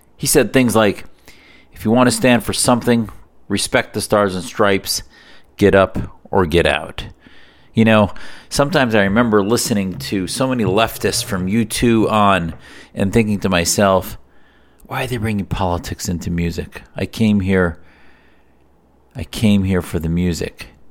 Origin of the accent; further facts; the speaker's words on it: United States; as an American Muslim who have benefited from this freedom, whose family came and benefited from this freedom